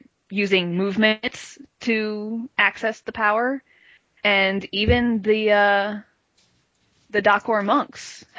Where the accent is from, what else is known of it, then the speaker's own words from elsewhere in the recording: Florida, United States; so I'm from Florida, I access Shadesmar from Florida